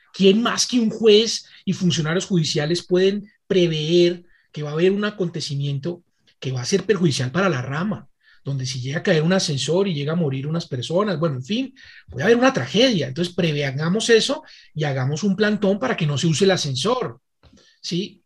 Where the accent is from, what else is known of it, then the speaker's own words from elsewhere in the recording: Colombia; como colombianos